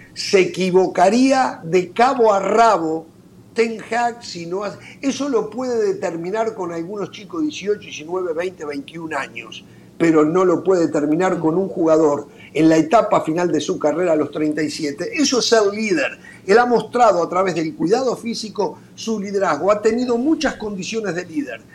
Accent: Uruguay; en mi país

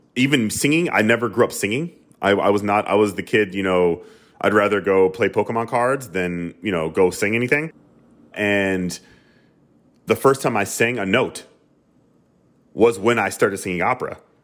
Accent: the South, United States; I grew up in the South

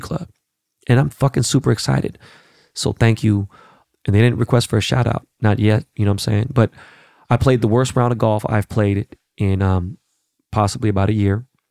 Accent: Los Angeles, California, United States; I am a Koreatown actual native, right? Born and raised in Koreatown

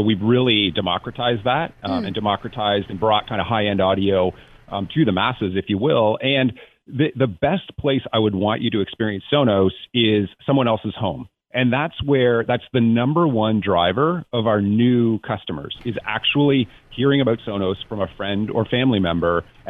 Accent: Toronto, Ontario, Canada; now in Santa Barbara, United States; I grew up in Toronto, so I think I've paid my dues when it comes to snow and the cold and all of those things.

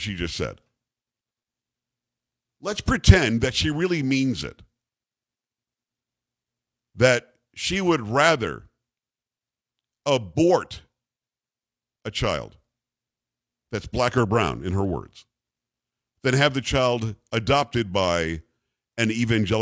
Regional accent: Florida, United States; I grew up in Florida

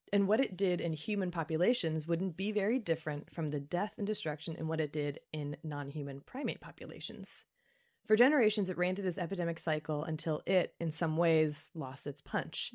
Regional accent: Kentucky, United States; my home state, Kentucky

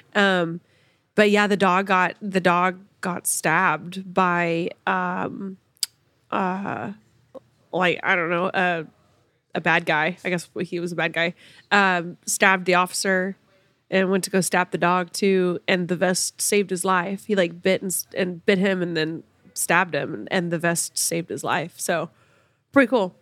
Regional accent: Sapulpa, Oklahoma, United States; moved away; Sepulpa, actually, my hometown

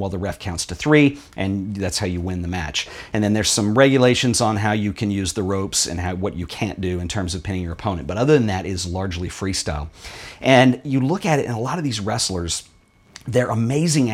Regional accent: United States; when I was growing up in the United States

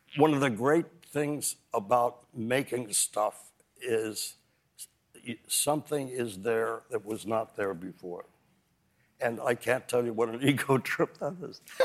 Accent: Kansas City, Missouri, United States; now in New York, United States; I think I've always been a New Yorker, even when I was growing up in Kansas City

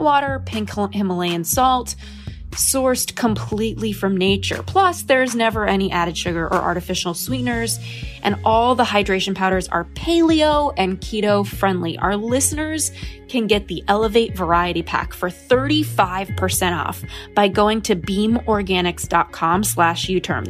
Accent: Los Angeles, California, United States; growing up in Los Angeles and influencer land

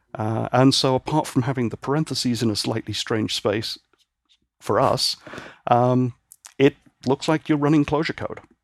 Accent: Northern Ireland, United Kingdom; also born or lived in Great Britain; now in San Francisco Bay Area, United States; I was born and raised in Northern Ireland, and my family moved back to the mainland in sixty-nine, and then I moved over here in ninety-nine

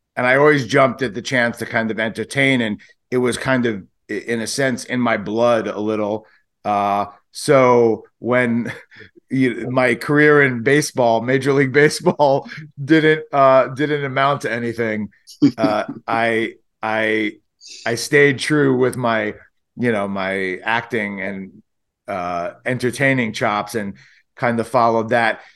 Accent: New York City, New York, United States; we're from Brooklyn

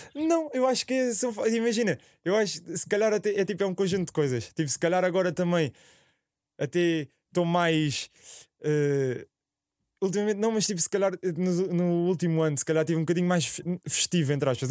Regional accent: Alhandra, Lisbon, Portugal; Eu sou de Alhandra, ao lado da Alverca

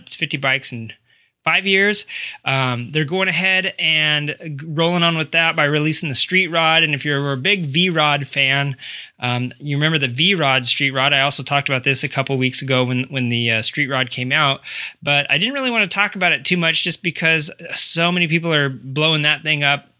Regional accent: Arkansas, United States; moved away; I'm from Arkansas, Centerton

